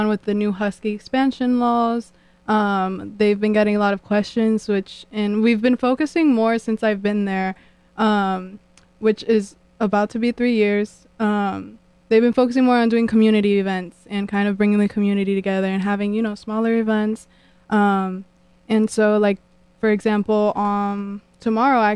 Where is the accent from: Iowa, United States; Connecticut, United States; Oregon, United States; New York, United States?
Connecticut, United States; New Haven; I was born and raised in New Haven